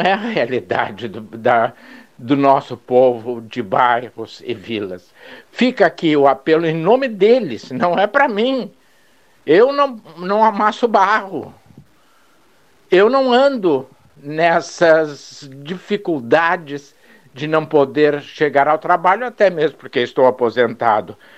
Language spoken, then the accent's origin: Portuguese; Brazil; como brasileiro e em especial como advogado